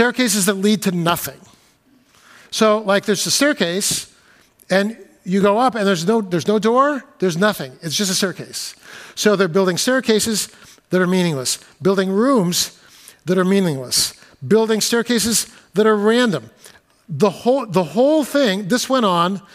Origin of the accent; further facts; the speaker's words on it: California, United States; now in Seattle, United States; When I was a kid growing up in California